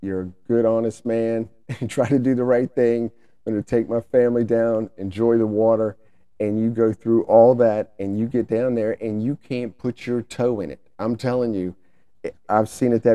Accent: the South, United States; we're from the South, so we just call them stinging nettles

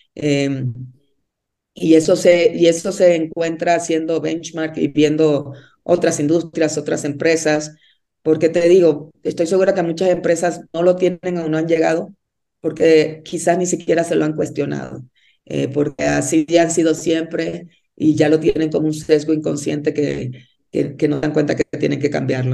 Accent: Dominican Republic; moved away as an adult; also born or lived in Mexico City, Mexico / Monterrey, Mexico; now in Bogotá, Colombia; Yo soy de Dominicana

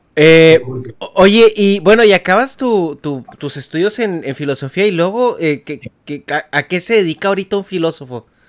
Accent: Chihuahua, Mexico; born or raised there; moved away as an adult; now in United States

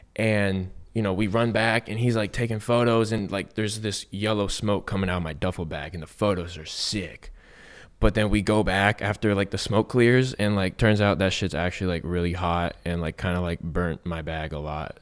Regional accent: San Diego, California, United States; I grew up in East County, San Diego.

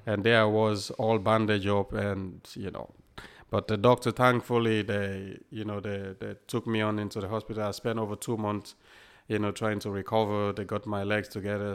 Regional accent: Freetown, Western Area, Sierra Leone; also born or lived in England; now in United Kingdom; I was born in Sierra Leone, and, um, grew up in Sierra Leone, obviously, and until the Civil War started

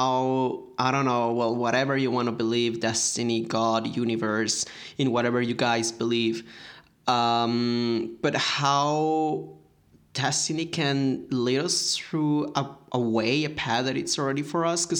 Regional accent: Mexico; I'm from Mexico

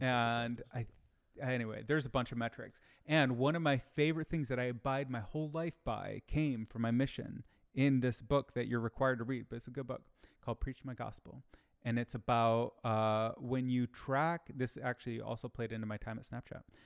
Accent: Michigan, United States; I grew up in Michigan

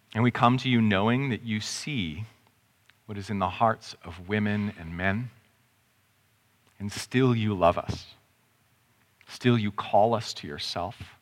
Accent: Canada; I'm Canadian

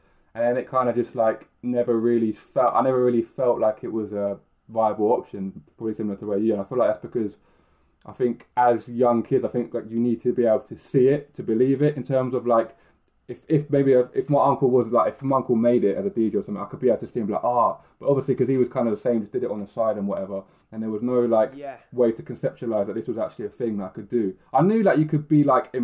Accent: Milton Keynes, South East England, United Kingdom; I grew up in like Milton Keynes

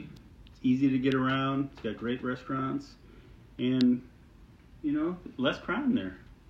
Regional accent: Chicago, Illinois, United States; From Chicago.

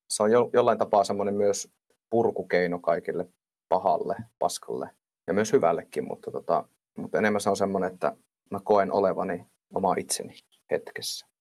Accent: Suolahti, Central Finland, Finland; also born or lived in Jyväskylä; now in Laukaa, Finland; alun perinhan mä oon Suol- Suolahdesta

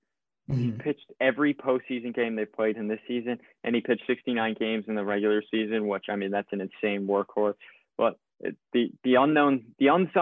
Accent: New Yorker, United States; as a New Yorker.

